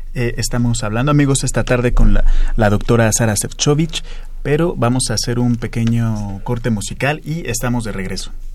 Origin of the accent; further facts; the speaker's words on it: Mexico; qué somos y cómo somos los mexicanos